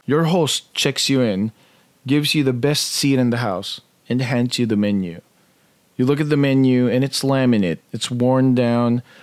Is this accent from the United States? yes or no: no; Philippines; moved away; Growing up in the Philippines, we were a very middle-class family